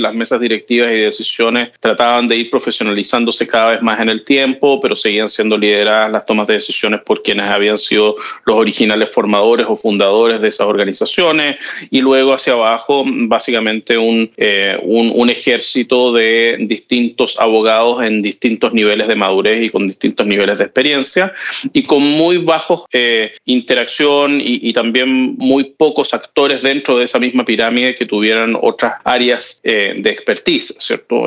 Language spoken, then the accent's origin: Spanish; Chile; siendo chileno